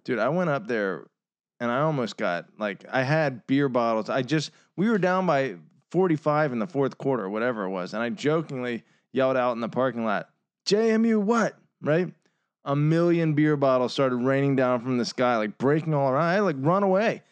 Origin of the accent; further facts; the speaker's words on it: Virginia, United States; we're from Virginia.